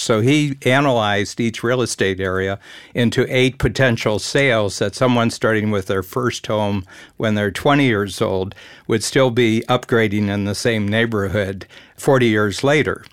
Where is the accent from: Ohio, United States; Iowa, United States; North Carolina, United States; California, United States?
Ohio, United States; near Cleveland; I grew up near Cleveland